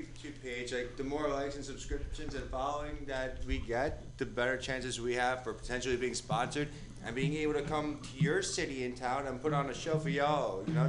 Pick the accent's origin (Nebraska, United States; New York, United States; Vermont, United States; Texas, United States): New York, United States; moved away; I'm a New Yorker